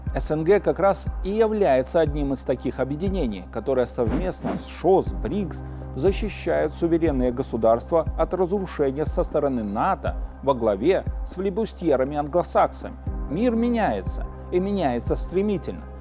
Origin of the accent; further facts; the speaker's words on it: Belarus; мы, белорусы, наша Беларусь